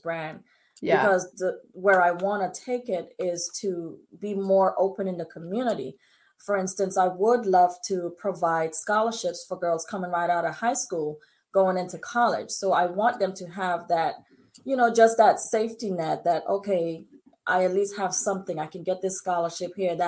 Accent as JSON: {"language": "English", "country": "British Virgin Islands", "said": "I'm from the Virgin Islands. And so my parents are strict British people."}